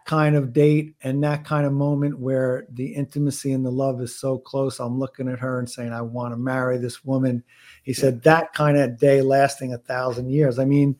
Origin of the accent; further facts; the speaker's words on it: Florida, United States; I'm from Florida. I love the warm weather.